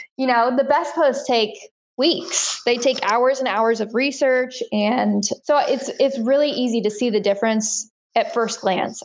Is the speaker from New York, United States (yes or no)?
no; Central Illinois, United States; I live in Central Illinois, um, uh, part of the Midwest and I'm about 90 minutes from the closest major metropolitan area. So very rural, um, but this is where I'm I'm from originally, so back home